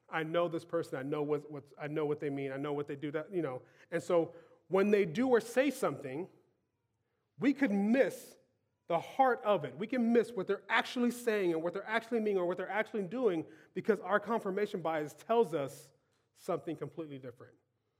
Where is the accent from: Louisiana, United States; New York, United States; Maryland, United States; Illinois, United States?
Louisiana, United States; Growing up in South Louisiana, your palate is oriented a certain way.